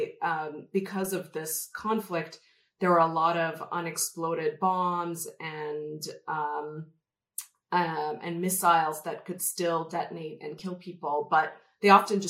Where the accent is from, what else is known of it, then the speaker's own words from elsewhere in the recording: Calgary, Alberta, Canada; moved away as an adult; also born or lived in Chennai, India; now in Colorado, United States; Calgary or Alberta, which is where I grew up